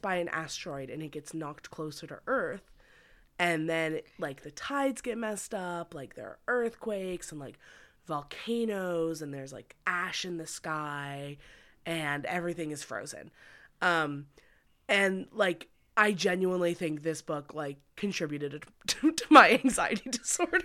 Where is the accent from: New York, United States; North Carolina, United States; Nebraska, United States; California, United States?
New York, United States; Westchester; Whenever there were hurricanes in my hometown